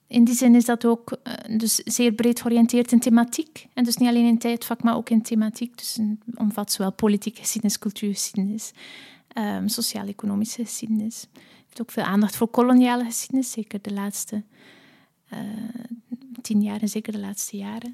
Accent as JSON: {"language": "Dutch", "country": "Belgium", "also_born_or_lived": "Leuven / Netherlands", "moved": "yes", "said": "ook als Belg"}